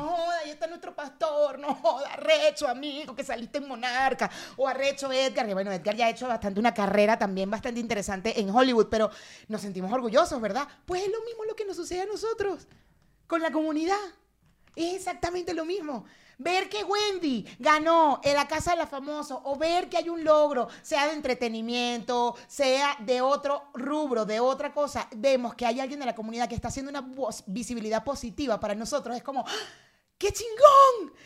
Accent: Venezuela; now in Mexico

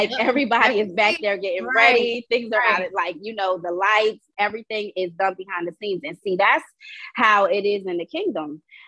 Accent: Wilmington, Delaware, United States; moved away as an adult; now in Tallahassee, United States; I'm from Wilmington, Delaware. I'm just traveling through these barren lands. I'm here in Tallahassee for school

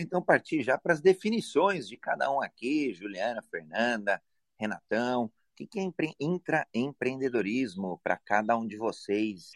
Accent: Brazil; homem cis, brasileiro

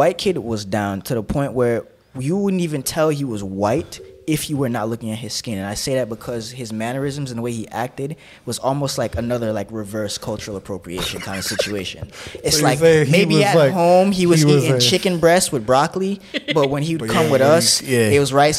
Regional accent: Brooklyn, New York, United States; In Brooklyn.

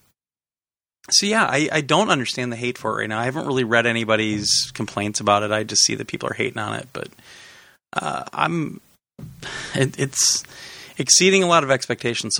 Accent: Wisconsin, United States; I grew up in Wisconsin

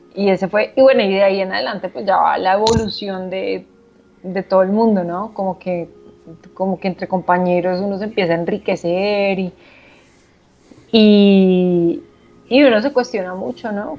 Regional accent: Bogotá, Colombia; also born or lived in Manizales; Solo nací allá. Eh, fui criada en Bogotá

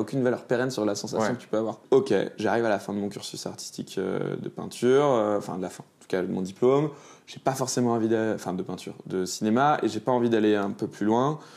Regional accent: Lyon, Auvergne-Rhône-Alpes, France; also born or lived in Beaujolais / Grenoble; Je suis né à la Croix-Rousse dans le 4

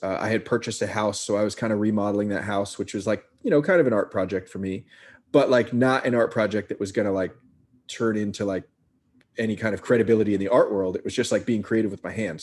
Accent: Marin County, California, United States; also born or lived in San Francisco, California; now in Brooklyn, New York, United States; grew up in Marin County in a very creative household.

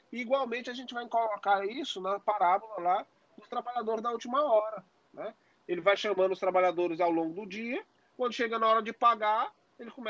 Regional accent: Northeast Region, Brazil; especialmente nós que temos ascendência nordestina, somos nordestinos, né

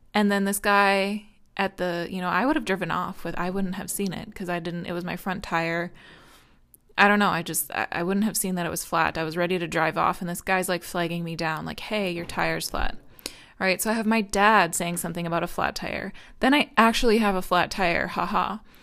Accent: United States; I'm American

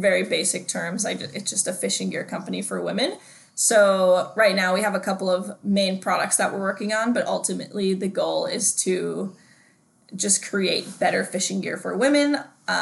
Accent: Denver, Colorado, United States; now in Bend, United States; I'm from Denver, Colorado.

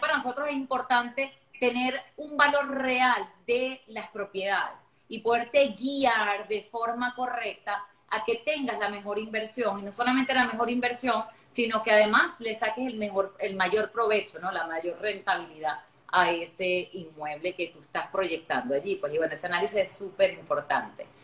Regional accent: Venezuela; Yo soy venezolana de nacimiento, también tengo otra nacionalidad que es la portuguesa

